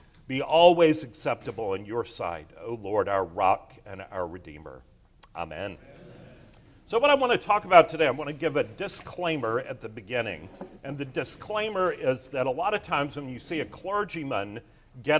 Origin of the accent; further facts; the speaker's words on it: Charleston, South Carolina, United States; I grew up here in Charleston